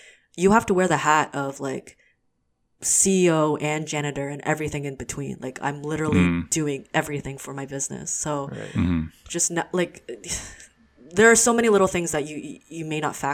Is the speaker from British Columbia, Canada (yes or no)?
no; Hamilton, Ontario, Canada; also born or lived in Waterloo; I grew up in Hamilton, so it's a predominantly white neighborhood community